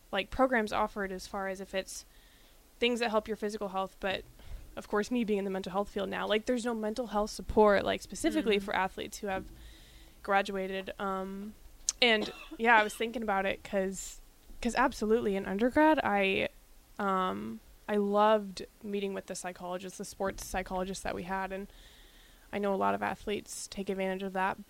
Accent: Nebraska, United States; growing up in Nebraska and a Husker fan literally from birth

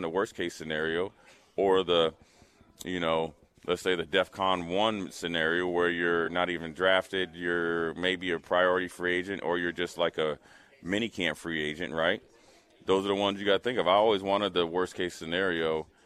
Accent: Minnesota, United States; moved away as an adult; also born or lived in Nebraska; I was from Minnesota.

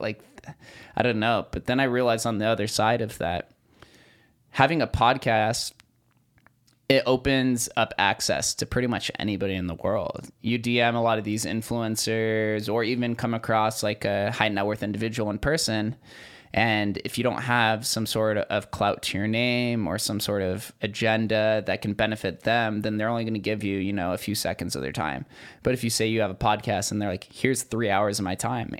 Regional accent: Las Vegas, Nevada, United States; growing up in Vegas

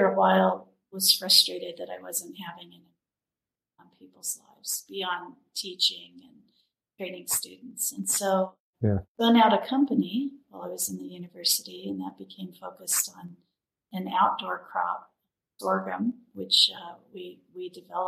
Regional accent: Colorado, United States; now in Maine, United States; The part of Colorado I grew up in was quite dry

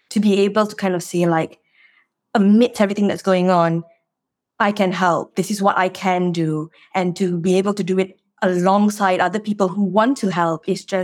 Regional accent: Malaysia; born or raised there; moved away as an adult; now in United Kingdom

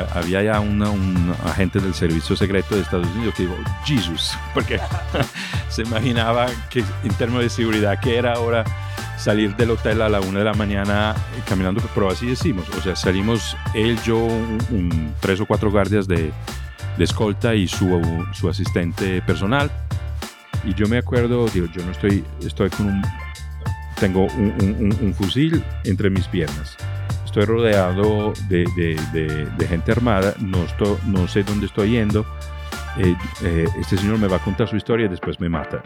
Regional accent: Trento, Trentino-Alto Adige, Italy; Spanish is a second language; moved away as an adult; also born or lived in United States / Medellín, Colombia; yo nací en Trento, que es una pequeña ciudad en el norte de Italia

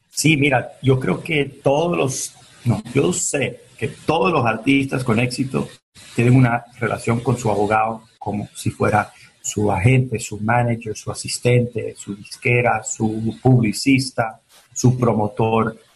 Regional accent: Miami, Florida, United States; also born or lived in Venezuela; tenía dos, años, tres años cuando llegué de Venezuela a Miami. Y crecí con un piano al lado de mí

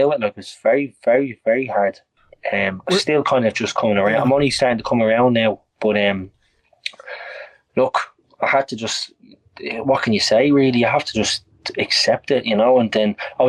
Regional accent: Ireland; I'm an Irish man

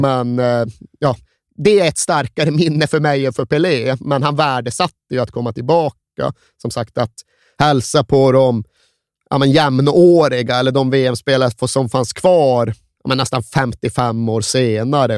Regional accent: Sweden; moved away; jag växte upp där jag växte upp. Jag hade 130 mil till

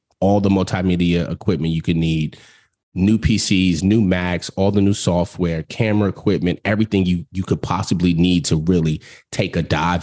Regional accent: New York City, New York, United States; growing up in New York

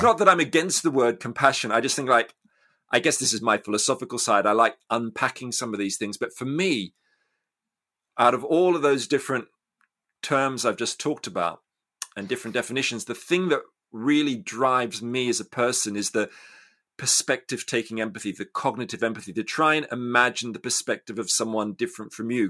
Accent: Australia; I grew up in Australia

